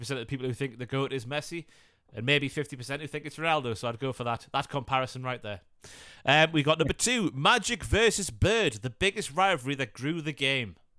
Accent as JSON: {"language": "English", "area": "Northumberland", "region": "North East England", "country": "United Kingdom", "accent": "Newcastle", "said": "I'm a farmer from Northumberland"}